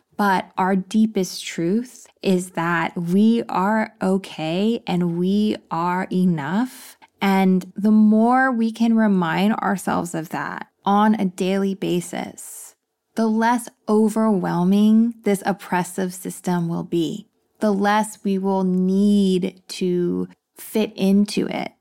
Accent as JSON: {"language": "English", "region": "Texas", "country": "United States", "tie": "born or raised there", "moved": "yes", "said": "I grew up in Texas, so I'm used to the heat."}